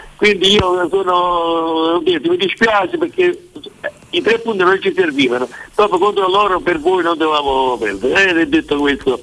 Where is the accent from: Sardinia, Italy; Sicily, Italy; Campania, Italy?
Campania, Italy; Naples; io da napoletano